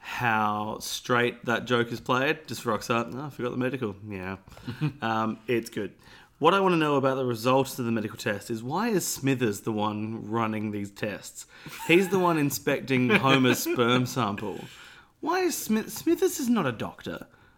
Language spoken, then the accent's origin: English; Australia; I'm Australian.